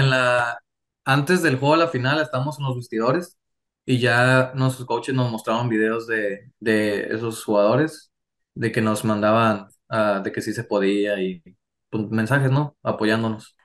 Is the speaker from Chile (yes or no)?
no; Mexico; also born or lived in California, United States / Tijuana; yo nací en Estados Unidos, pero pues mis papás y mi mamá, todos son mexicanos, así que sí. Y llevo toda mi vida viviendo aquí en México